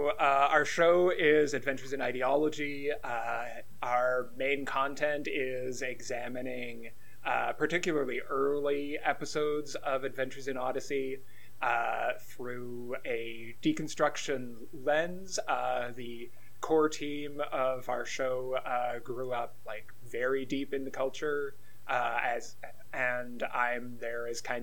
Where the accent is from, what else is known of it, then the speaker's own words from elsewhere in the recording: Canada; we are Canadian.